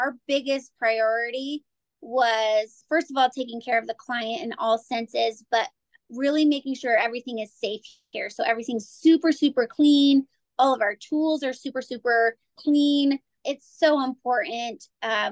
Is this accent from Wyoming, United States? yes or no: yes; Casper, Wyoming, United States; were born and raised in Casper, so we have a lot of contacts from here